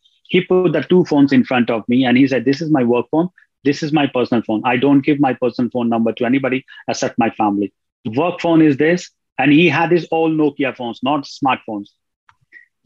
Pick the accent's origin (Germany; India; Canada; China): India; New Delhi, Delhi; moved away as an adult; now in Ireland; I'm originally from India, from New Delhi. But I left India from in 1999 when I was 19 years old.